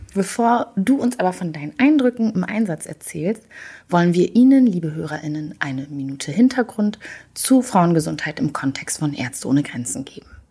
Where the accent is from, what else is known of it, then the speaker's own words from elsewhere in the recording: Rwanda; moved away; ich bin in Rwanda aufgewachsen